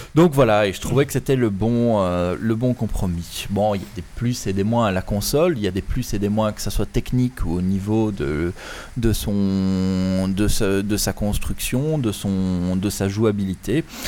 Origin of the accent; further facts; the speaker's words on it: Belgium; chez nous en Belgique